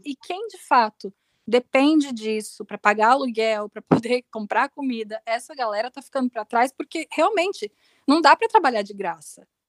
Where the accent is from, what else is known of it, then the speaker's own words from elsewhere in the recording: Rio Grande do Sul, Brazil; moved away; Eu, eu, sou gaúcha, eu sou gaúcha